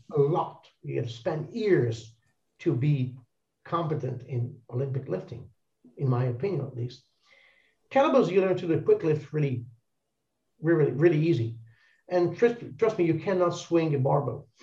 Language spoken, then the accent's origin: English; Italy; English is a second language; we're all Italians